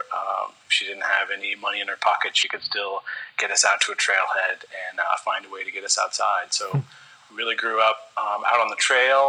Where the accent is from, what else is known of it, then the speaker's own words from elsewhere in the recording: Colorado, United States; moved away; also born or lived in Kansas; I was grown up in the Rockies for pretty much all of my life in Colorado up through college